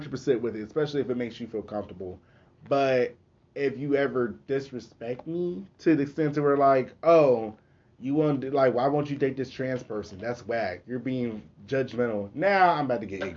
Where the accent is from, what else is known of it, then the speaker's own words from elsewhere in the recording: Okmulgee, Oklahoma, United States; accent: country; Even though my mom is from Muskogee, I was born in Okmulgee.